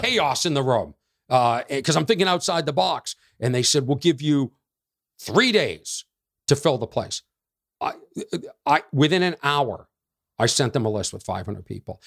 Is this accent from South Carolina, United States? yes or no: no; Boston, Massachusetts, United States; we're both from Boston